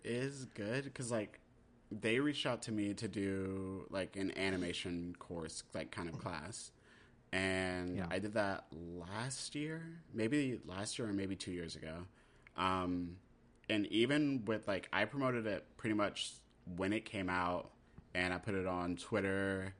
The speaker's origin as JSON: {"language": "English", "region": "North Dakota", "country": "United States", "tie": "born there", "also_born_or_lived": "Germany / South Carolina / Texas / Maryland", "said": "Basically, I grew up everywhere. I'm a military brat. I grew up, I was born in North Dakota."}